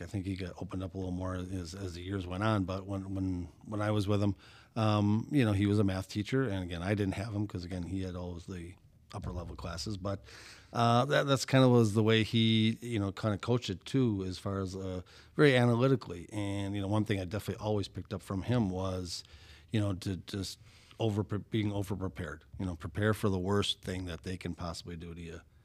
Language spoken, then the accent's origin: English; Brown Deer, Wisconsin, United States; growing up in Brown Deer